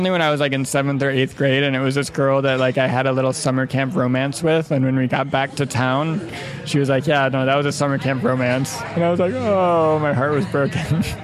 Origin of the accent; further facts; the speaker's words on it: Midwest, United States; I mean, I grew up in the Midwest too, so I have like this kind of like cynical sense of humor, like kind of like cutting and biting.